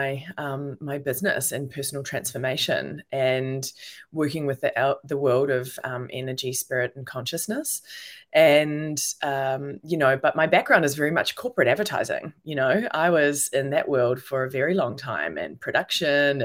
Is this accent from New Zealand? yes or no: yes; New Zealand; moved away as an adult; also born or lived in New York / London / Melbourne; I'm a New Zealander. And so I'm actually in New Zealand right now in Auckland